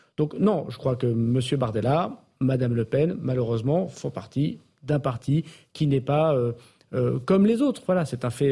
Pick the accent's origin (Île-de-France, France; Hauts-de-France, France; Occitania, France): Hauts-de-France, France; the Nord; comme on dit chez moi dans le Nord